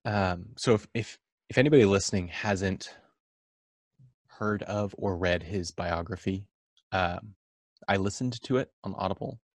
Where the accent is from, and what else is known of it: Orange County, California, United States; born or raised there